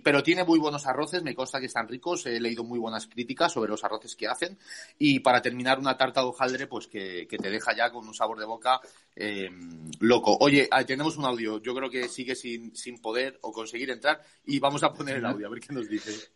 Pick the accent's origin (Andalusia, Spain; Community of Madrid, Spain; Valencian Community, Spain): Community of Madrid, Spain; como los madrileños